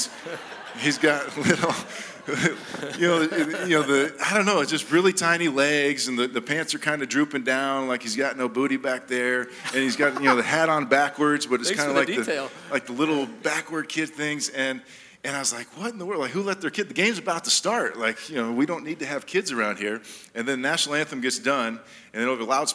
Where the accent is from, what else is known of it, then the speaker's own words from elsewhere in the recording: Jamaica; moved away; I was born in Jamaica, so I am Jamaican